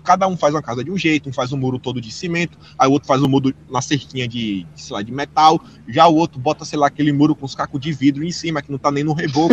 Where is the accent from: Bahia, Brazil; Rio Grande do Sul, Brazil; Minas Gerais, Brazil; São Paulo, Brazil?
Bahia, Brazil; Feira de Santana; moved away as an adult; now in Australia; lá em Feira de Santana, na Bahia, eu cheguei a ganhar dinheiro uma época